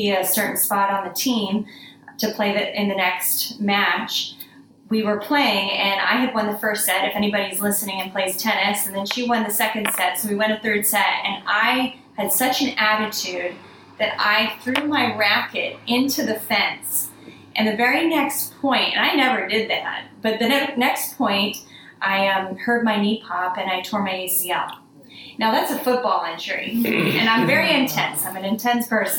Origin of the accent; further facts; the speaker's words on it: Florida, United States; I'm from Florida